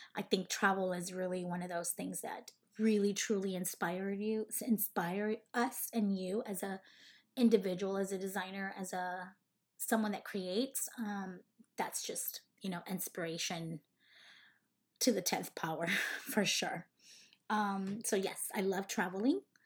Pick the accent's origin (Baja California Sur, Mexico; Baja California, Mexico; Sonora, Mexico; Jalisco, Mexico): Sonora, Mexico; Cananea; moved away as an adult; also born or lived in Los Angeles, California / Las Vegas, Nevada; I was, uh, raised in Sonora, Mexico, in a small little town called Cananea, Sonora